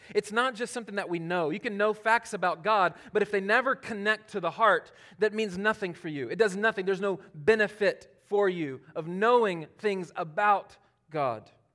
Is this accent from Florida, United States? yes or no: no; Charlotte, North Carolina, United States; born or raised there